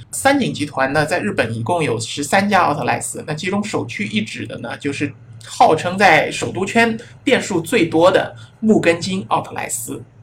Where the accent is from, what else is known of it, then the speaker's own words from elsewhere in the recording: China; 我们中国人